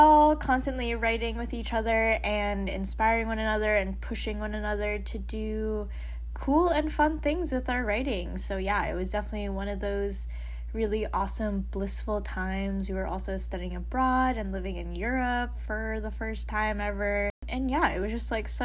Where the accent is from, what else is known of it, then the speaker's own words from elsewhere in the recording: New York, United States; moved away as an adult; also born or lived in Baltimore / Denmark; now in Madison, United States; I had to go back home to my hometown in New York.